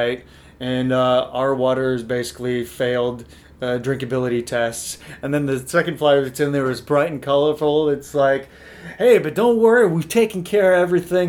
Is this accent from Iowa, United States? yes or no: yes; Northwest Iowa, United States; So I grew up in Northwest Iowa.